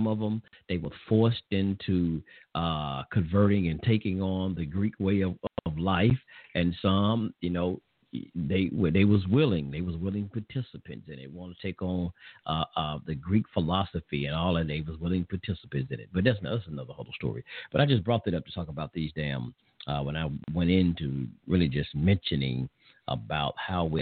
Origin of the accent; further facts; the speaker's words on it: England, United Kingdom; I'm an Englishman